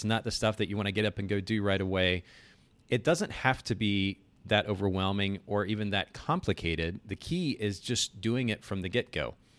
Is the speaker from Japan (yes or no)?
yes; Japan; so I grew up in Japan. I spent about 10 years there.